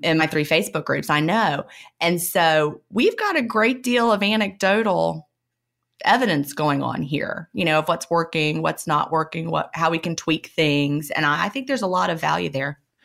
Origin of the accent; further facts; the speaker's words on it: Virginia, United States; I grew up in Virginia